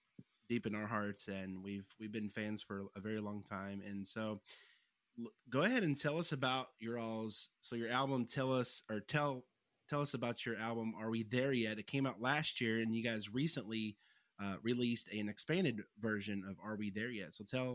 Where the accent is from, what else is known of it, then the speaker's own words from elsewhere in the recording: Kentucky, United States; accent: country; we're from Kentucky, and so we our country accents are, well, some of the people are, their accents are a lot heavier than some